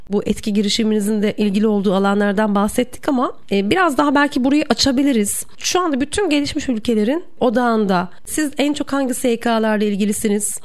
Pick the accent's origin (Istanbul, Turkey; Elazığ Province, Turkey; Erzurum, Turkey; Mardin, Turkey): Erzurum, Turkey; also born or lived in Bursa; ben Erzurumluyum ve bizde hani Erzurum'da kayak bilmek yani Erzurumlu olmanın şanındandır